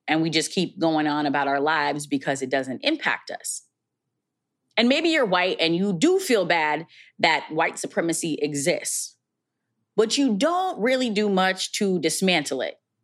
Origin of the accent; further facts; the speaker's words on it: Minneapolis, Minnesota, United States; based in my hometown, Minneapolis, Minnesota.